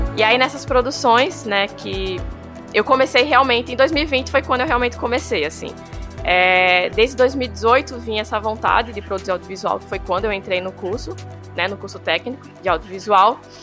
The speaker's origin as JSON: {"language": "Portuguese", "town": "Juazeiro", "region": "Bahia", "country": "Brazil", "tie": "born or raised there", "also_born_or_lived": "São Paulo", "said": "Eu nasci em São Paulo, eu vim para cá é, para a região do Vale de São Francisco, para Juazeiro especificamente, com sete anos de idade"}